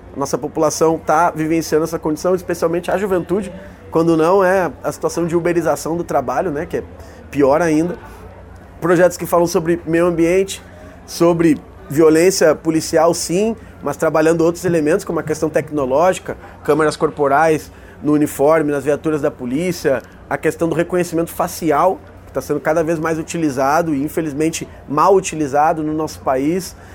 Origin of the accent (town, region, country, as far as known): Rio Grande do Sul, Brazil